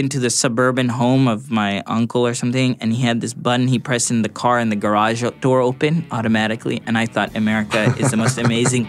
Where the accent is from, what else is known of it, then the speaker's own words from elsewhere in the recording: Thailand; born there; And for Bangladesh, even when I was not living there, because I was born in Thailand, in fact, not many people know that.